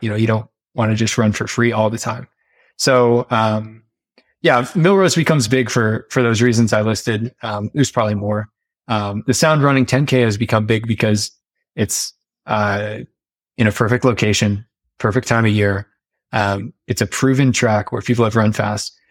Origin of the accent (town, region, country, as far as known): United States